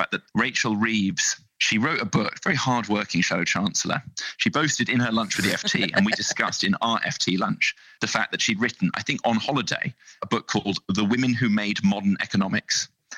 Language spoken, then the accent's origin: English; South West England, United Kingdom; He's a Hampshire boy. I'm from Wiltshire, but we've put our differences aside